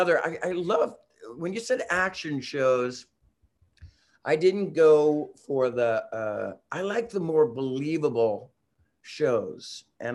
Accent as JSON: {"language": "English", "town": "San Francisco", "region": "California", "country": "United States", "tie": "born or raised there", "said": "I grew up in San Francisco"}